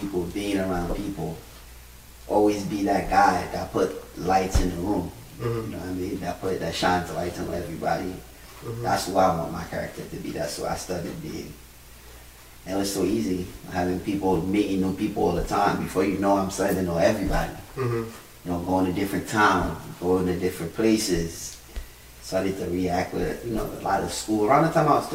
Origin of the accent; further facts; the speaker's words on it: New York City, New York, United States; now in Long Island, United States; I'm always gonna say I'm from Brooklyn. I like being in Brooklyn, but I don't miss living out here